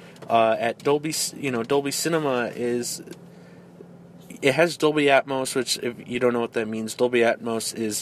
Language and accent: English; Denver, Colorado, United States; now in Houston, United States; we are in Houston, Texas right now, but we were both born and raised in Denver, Colorado